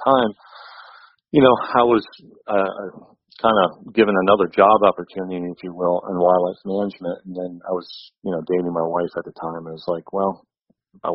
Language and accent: English; Ashtabula County, Northeast Ohio, United States; Northeast Ohio. I grew up in Ashtabula County